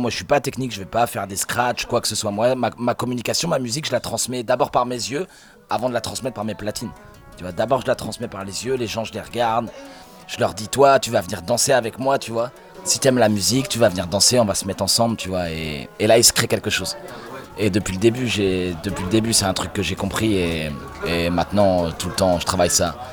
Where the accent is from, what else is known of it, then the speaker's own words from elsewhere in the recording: Normandy, France; Je suis normand